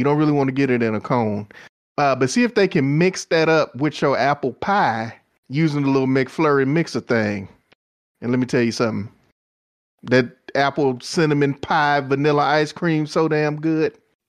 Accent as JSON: {"language": "English", "region": "Texas", "country": "United States", "said": "I'm familiar. I'm from Texas."}